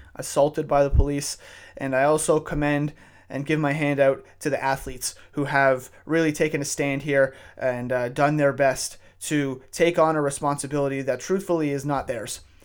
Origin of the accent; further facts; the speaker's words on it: Canada; I'm a white male living uh, living and growing up in Canada